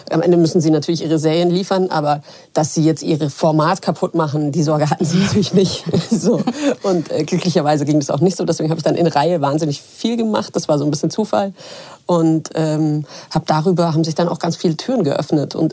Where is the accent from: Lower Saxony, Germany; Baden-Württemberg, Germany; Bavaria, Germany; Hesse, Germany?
Bavaria, Germany; Munich; Ich deswegen bin Münchnerin